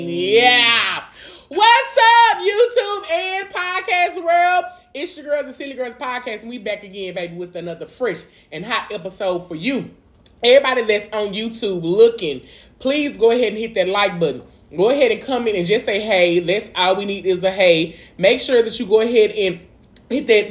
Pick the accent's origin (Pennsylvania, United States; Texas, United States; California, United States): Texas, United States; Dallas; I'm from East Dallas. We both from East Dallas Projects